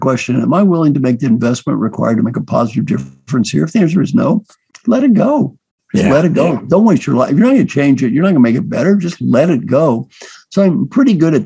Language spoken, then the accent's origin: English; Valley Station, Kentucky, United States; moved away; I was brought up in Valley Station, Kentucky